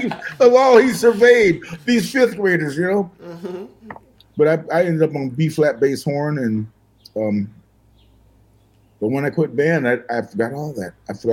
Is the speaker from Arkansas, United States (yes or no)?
yes; Arkansas, United States; also born or lived in Michigan; I was born in Michigan. And when I was three, I think it was, my family moved back to Arkansas.